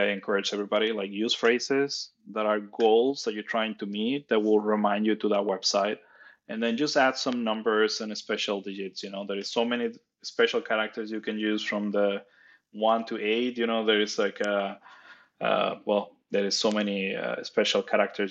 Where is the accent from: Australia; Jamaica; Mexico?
Mexico; Nuevo Laredo, Tamaulipas; English is a second language; moved away as an adult; I'm Mexican. I was born in Mexico in a very small town called Laredo. Nuevo Laredo in the Mexico side.